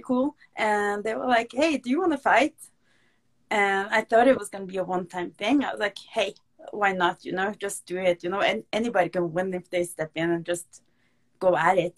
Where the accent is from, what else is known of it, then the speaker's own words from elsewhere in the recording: Norway; I'm a pro MMA fighter from Norway